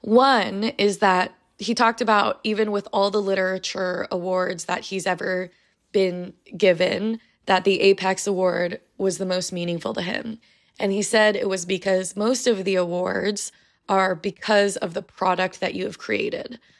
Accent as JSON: {"language": "English", "country": "United States", "said": "I'm Asian American"}